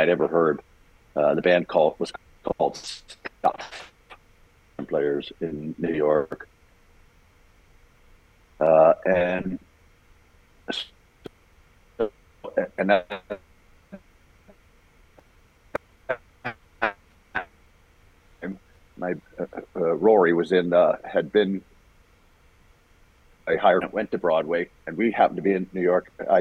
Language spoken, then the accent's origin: English; Canada; also born or lived in Ireland / Toronto; I was born in Ireland, came to Canada, and when we were like, I was five